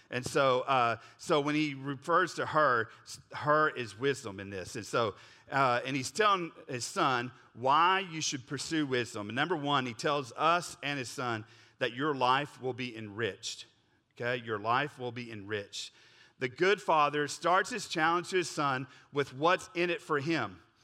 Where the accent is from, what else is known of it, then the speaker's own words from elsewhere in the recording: Oklahoma, United States; I grew up in Oklahoma